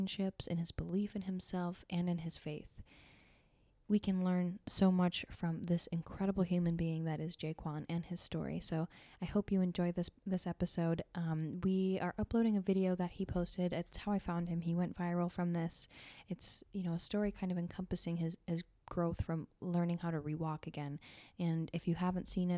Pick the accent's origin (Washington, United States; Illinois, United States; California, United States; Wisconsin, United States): Illinois, United States; I'm from Illinois